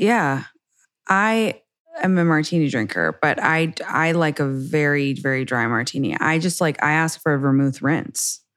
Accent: England, United Kingdom; now in United States; I was raised in England

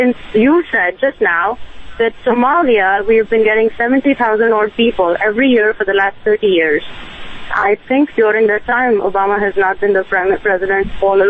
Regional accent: India; now in New York City, United States; I am from India, an immigrant and a physician.

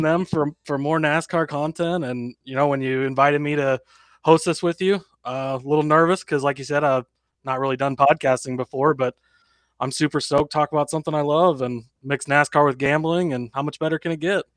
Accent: Lincoln, Nebraska, United States; I'm from Lincoln, Nebraska

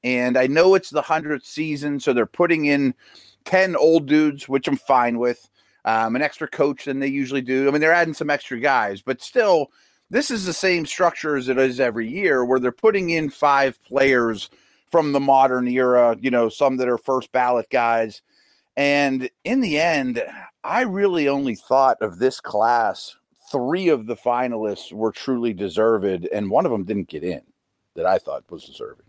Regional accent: Pittsburgh, Pennsylvania, United States; Troy's in my hometown

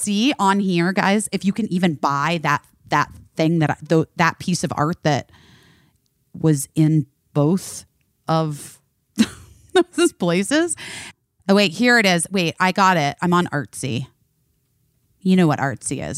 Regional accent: Phoenix, Arizona, United States; moved away; also born or lived in Oak Park, Illinois; where I grew up in Phoenix and Scottsdale

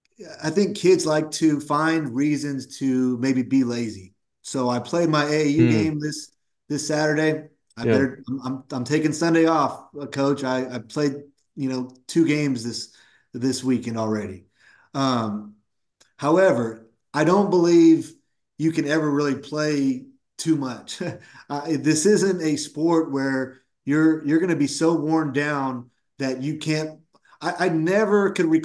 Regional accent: Woodland, California, United States; born or raised there

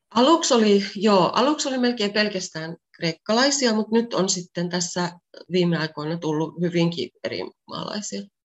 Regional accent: Pieksämäki, South Savo, Finland; moved away as an adult; also born or lived in France; now in Greece; mä oon Pieksämäeltä kotoisin

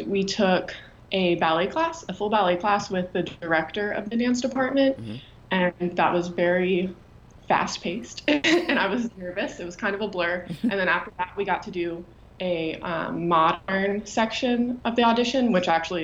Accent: Alabama, United States; moved away as an adult; also born or lived in Pennsylvania; growing up in Alabama

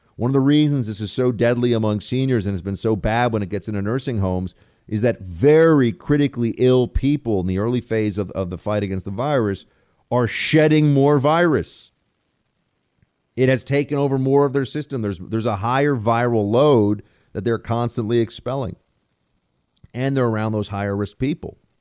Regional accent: United States; as an American

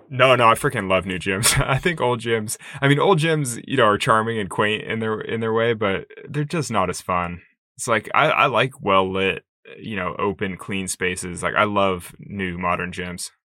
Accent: Sacramento, California, United States; a climbing gym opened in Sacramento, in my hometown

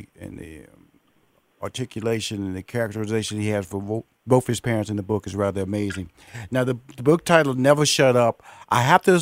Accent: Houston, Texas, United States; because I come from the hood. I grew up in Fifth Ward, and just like your parents, they moved me to Northeast

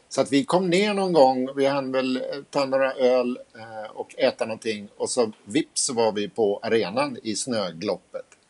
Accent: Sweden; vi var från Sverige

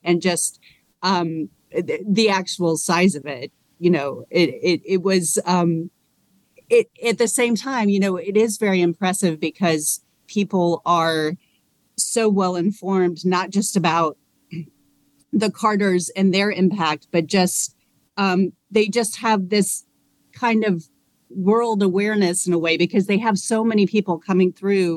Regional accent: Georgia, United States; I grew up in Georgia, but is my first time here

